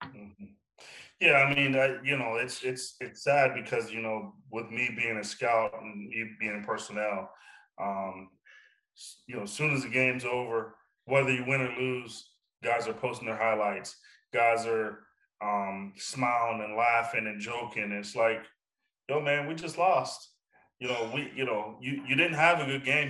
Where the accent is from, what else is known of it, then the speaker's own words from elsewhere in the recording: Johnstown, Pennsylvania, United States; moved away as an adult; my hometown